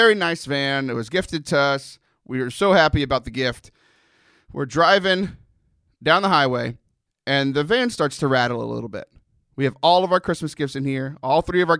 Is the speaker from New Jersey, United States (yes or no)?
no; Texas, United States; I'm from Texas. I grew up by the beach